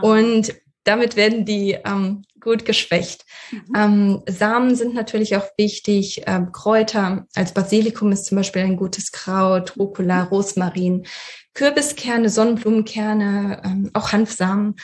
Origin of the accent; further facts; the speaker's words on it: Russia; moved away; ich bin in Russland geboren